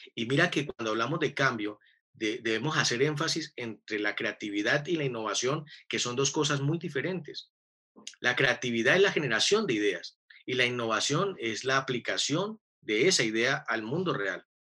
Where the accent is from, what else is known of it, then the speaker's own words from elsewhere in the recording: Buenaventura, Valle del Cauca, Colombia; moved away as an adult; also born or lived in Cali; soy de Buenaventura, y a los 20 años, cuando estaba en tercer semestre de mi primera carrera, tomé la decisión de, de pedir el traslado a la Universidad del Valle en Cali